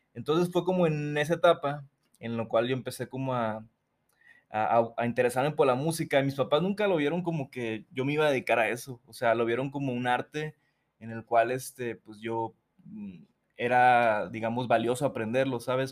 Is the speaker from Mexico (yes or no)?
yes; Mazatlán, Sinaloa, Mexico; moved away as an adult; also born or lived in Mexico City; yo nací en Mazatlán, soy de Mazatlán, Sinaloa, eh, vivía ahí hasta mis 21 años